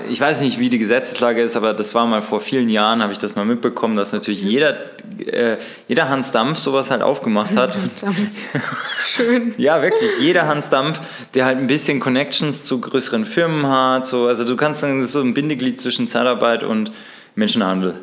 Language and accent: German; Bavaria, Germany; Bei uns in Bayern